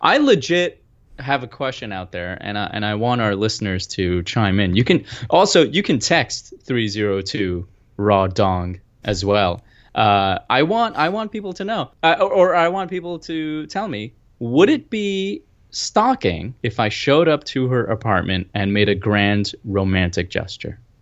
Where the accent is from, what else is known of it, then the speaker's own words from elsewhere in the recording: United States; also born or lived in Pakistan; I was from America